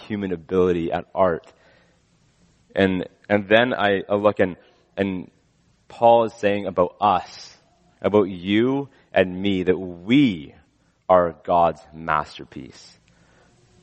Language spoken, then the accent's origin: English; West Coast, British Columbia, Canada; as a Canadian, I've never seen. Grew up on the West Coast.